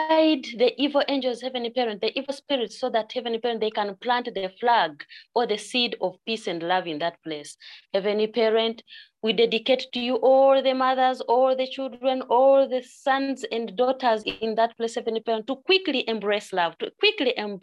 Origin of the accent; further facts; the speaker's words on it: Uganda; I'm from Uganda